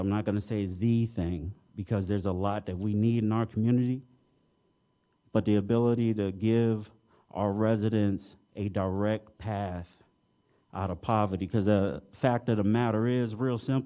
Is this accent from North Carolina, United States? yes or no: no; Detroit, Michigan, United States; now in Champaign-Urbana, United States; my hometown of Detroit in the 90s